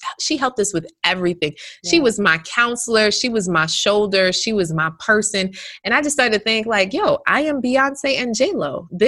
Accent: Jamaica; When I first came home, I'm Jamaican, right? So my mom and my grandma ended up coming over the following week

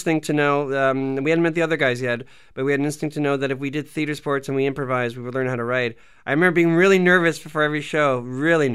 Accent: Canada; we're Canadian

